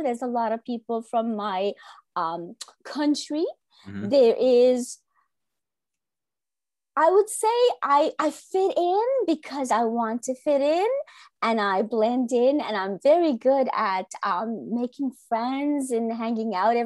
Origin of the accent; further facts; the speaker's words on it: Ontario, Canada; also born or lived in Sri Lanka; where I grew up, where I was educated, where I have everything I have in my life is in Canada